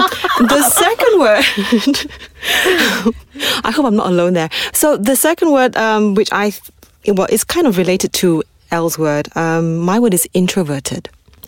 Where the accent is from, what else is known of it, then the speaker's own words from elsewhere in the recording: Malaysia; because we are Malaysian, right?